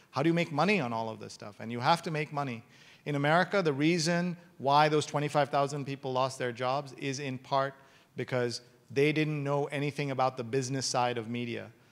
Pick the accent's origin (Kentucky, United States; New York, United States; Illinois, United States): New York, United States; I'm from New York